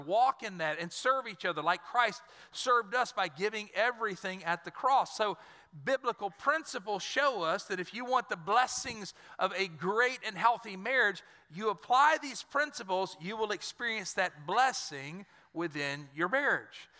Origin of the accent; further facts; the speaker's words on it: Dry Prong, Louisiana, United States; I lived, I grew up in Dry Prong